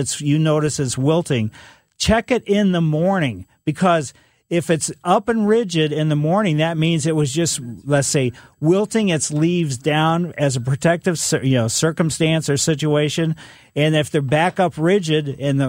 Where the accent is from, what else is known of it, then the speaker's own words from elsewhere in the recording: Ellisville, Missouri, United States; Growing up in Ellisville, you know, we had a pretty big yard